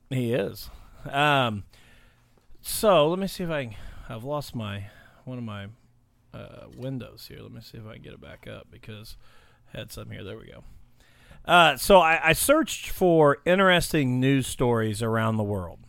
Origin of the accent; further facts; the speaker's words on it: Illinois, United States; moved away; I'm from Illinois